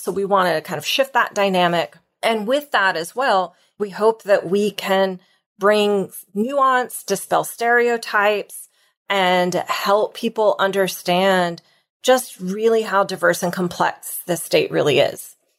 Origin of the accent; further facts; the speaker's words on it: Oklahoma, United States; moved away as an adult; also born or lived in New York / Boston / Toronto; now in Texas, United States; I grew up in Oklahoma